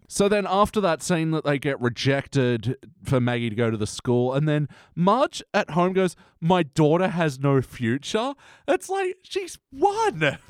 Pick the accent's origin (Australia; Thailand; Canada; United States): Australia